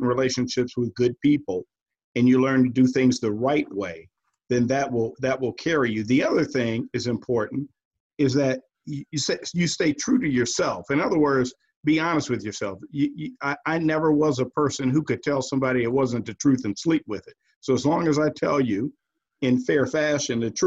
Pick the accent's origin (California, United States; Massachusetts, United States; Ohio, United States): Ohio, United States; Cleveland; growing up in Cleveland, being a Browns fan